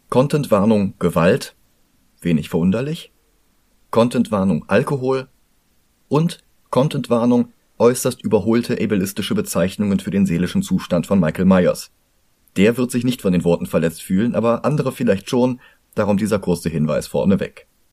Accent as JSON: {"language": "German", "town": "Cologne", "region": "North Rhine-Westphalia", "country": "Germany", "said": "für mich als Kölner"}